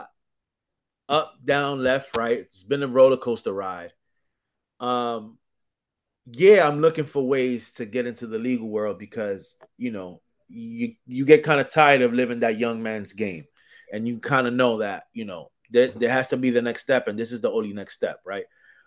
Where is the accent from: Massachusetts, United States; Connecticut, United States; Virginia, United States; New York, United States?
New York, United States; New York City; also born or lived in Dominican Republic (parents); I'm New York to the death of me